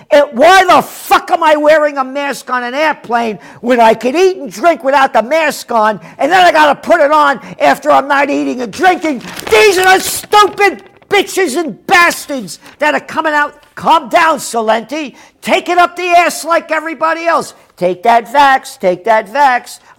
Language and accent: English; United States; I am an American.